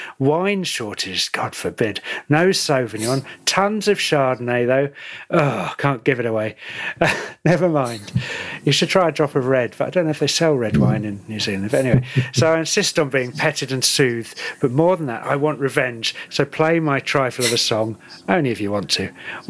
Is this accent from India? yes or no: no; Bristol, South West England, United Kingdom; Well, you know, I'm from Bristol, mate. You know, it's not all London.